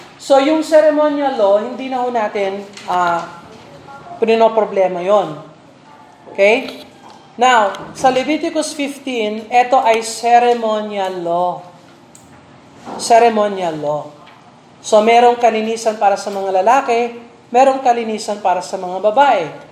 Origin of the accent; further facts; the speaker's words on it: Philippines; bilang Pilipino